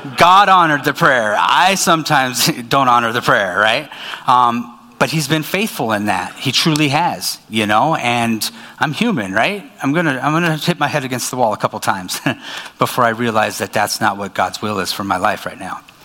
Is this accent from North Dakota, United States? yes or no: yes; Minot, North Dakota, United States; moved away as an adult; also born or lived in Dickinson; now in Fargo, United States; I was born in Minot